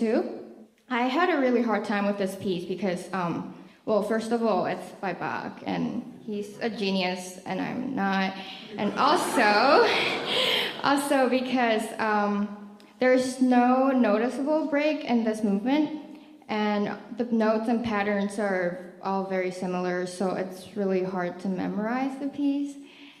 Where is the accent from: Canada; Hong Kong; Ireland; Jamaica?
Hong Kong; I'm 18 years old. I'm from Hong Kong.